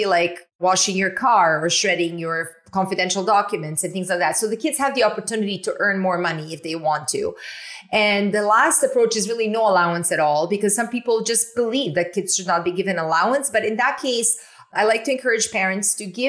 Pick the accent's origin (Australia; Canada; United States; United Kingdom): Canada; I'm from Canada